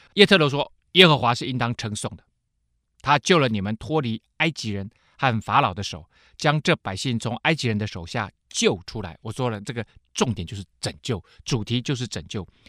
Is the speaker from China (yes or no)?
no; Taiwan; 我们台湾人